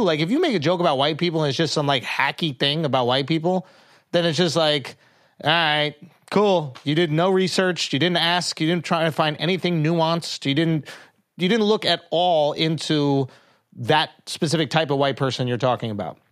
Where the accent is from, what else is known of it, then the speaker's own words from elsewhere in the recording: New York, United States; I'm from New York